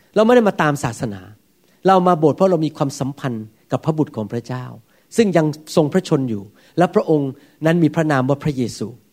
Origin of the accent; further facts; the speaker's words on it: Thailand; now in United States; ผมก็ยังปฏิบัติเหมือนกับคนไทยพูดมีแอคเซนต์